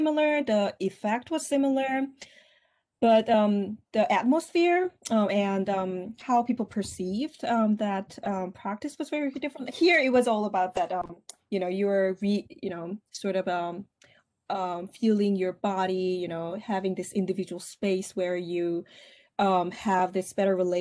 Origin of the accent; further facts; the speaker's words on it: South Korea; English is a second language; moved away as an adult; also born or lived in Seoul; now in United States; I grew up in Korea